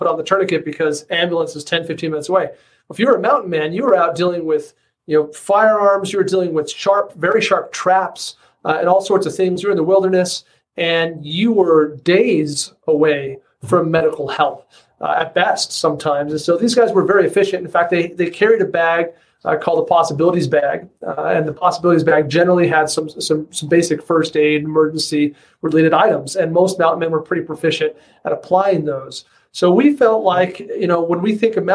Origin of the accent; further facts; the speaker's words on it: southwestern Wyoming, United States; I grew up in southwestern Wyoming